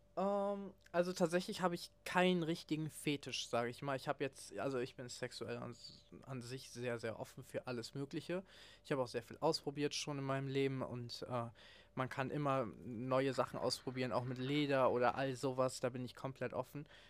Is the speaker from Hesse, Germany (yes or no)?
no; Cologne area, North Rhine-Westphalia, Germany; ich bin im Raum Köln aufgewachsen